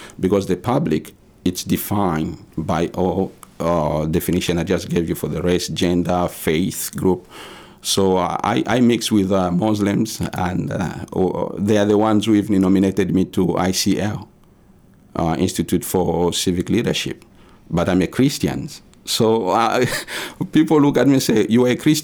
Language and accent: English; DR Congo; moved away as an adult; now in Maine, United States; we came from the Congo